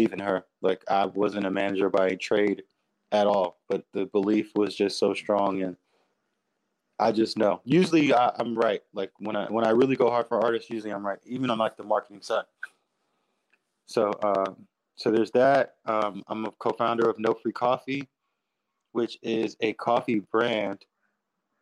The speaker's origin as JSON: {"language": "English", "town": "New York City", "region": "New York", "country": "United States", "said": "I'm from Queens"}